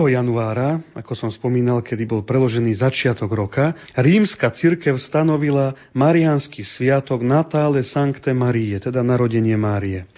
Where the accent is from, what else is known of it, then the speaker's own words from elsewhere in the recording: central Slovakia, Slovakia; pochádzam zo stredného Slovenska